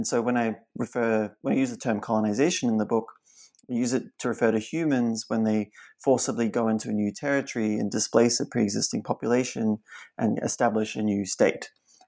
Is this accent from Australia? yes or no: yes; Australia; Growing up in Australia, have long been, the key issue in Australia's history